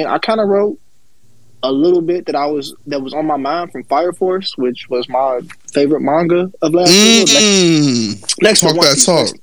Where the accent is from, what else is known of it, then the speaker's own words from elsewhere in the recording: outside of Chicago, Illinois, United States; I'm outside of Chicago